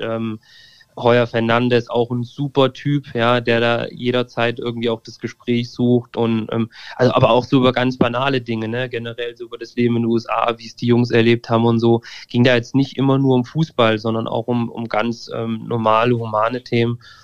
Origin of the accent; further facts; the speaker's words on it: near Fulda, Hesse, Germany; ich komme aus der Nähe von Fulda ähm, also irgendwie Mitteldeutschland.